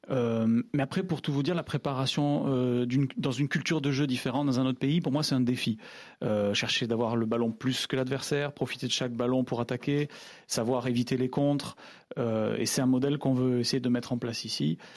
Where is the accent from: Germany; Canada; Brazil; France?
Brazil; Euh, mais vous savez, je viens du Brésil aussi, où on a euh, une culture de jeu qui est beaucoup sur la vitesse et les contre-attaques.